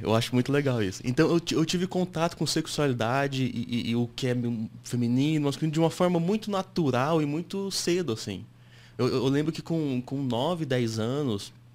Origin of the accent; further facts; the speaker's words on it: Japan; now in Brazil; fui para lá com 8 para 9 anos, cresci no Japão, estudei na escola japonesa um tempo